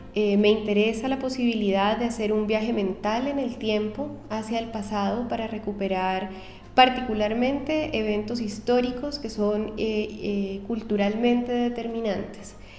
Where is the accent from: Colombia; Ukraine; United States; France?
Colombia; Cali, Valle del Cauca; moved away as an adult; also born or lived in Bogotá, Colombia; now in Chile; soy colombiana de, de, origen, nací en Cali, que es una ciudad que queda en el occidente de Colombia